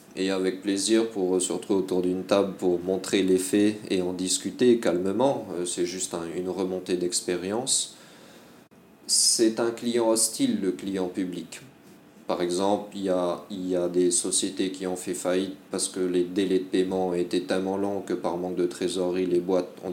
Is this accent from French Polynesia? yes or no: yes; French Polynesia; also born or lived in France / Malaysia; j'ai été formé en Polynésie, Puis j'ai grandi en Polynésie